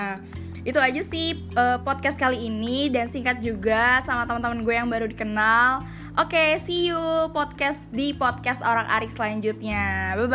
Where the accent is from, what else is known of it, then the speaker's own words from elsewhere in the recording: West Java, Indonesia; karena aku dari Sunda gitu ya kak ya, jadinya mungkin uh, awalnya takut kalau misal ternyata beda karakter akhirnya nggak cocok gitu loh. Tapi ternyata karena emang udah lama juga di Jawa Timur